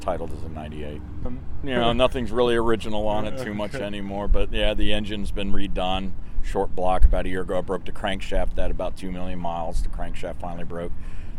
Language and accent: English; Silver Spring, Maryland, United States; I grew up in Silver Spring, Maryland